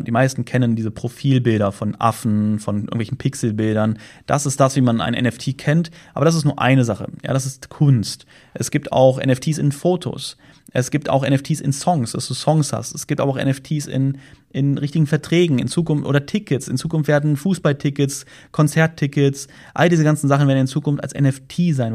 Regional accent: Germany; moved away; da, wo ich herkomme, Deutschland

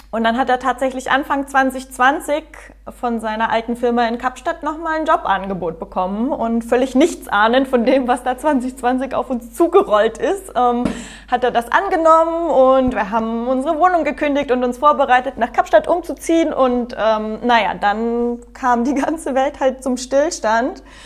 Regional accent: Germany; moved away as an adult; also born or lived in Cape Town, South Africa / Prague, Czech Republic / Hamburg / Munich; now in Bosnia and Herzegovina; als Deutsche

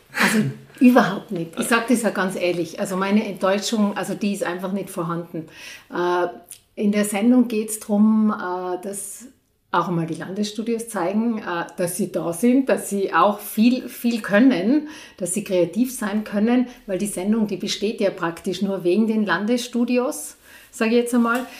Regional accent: Innsbruck, Tyrol, Austria; now in Igls, Austria; Ich bin aus Innsbruck und bin zuerst in Innsbruck äh, aufgewachsen, bis ich, ja, bis ich so zwölf Jahre alt war

